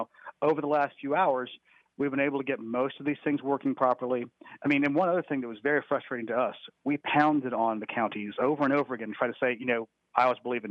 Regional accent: Sandy Springs, Georgia, United States; Sandy Springs Library in my hometown.

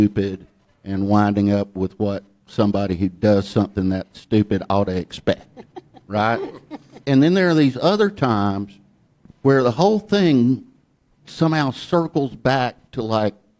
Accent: Ellijay, Georgia, United States; accent: Southern; moved away as an adult; also born or lived in New York; I grew up in Ellijay, Georgia

